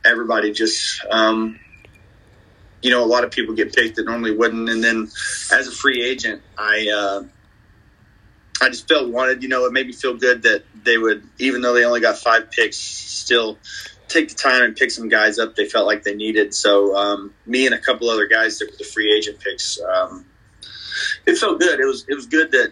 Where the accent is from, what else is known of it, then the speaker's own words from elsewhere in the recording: Dallas, Texas, United States; all the local Texas Dallas teams I grew up watching. So I kind of like the ones in my own backyard